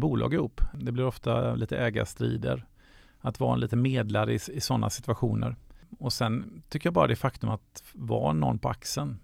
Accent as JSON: {"language": "Swedish", "town": "Gothenburg", "region": "Västra Götaland", "country": "Sweden", "tie": "born or raised there", "said": "Jag är född, uppvuxen i Göteborg"}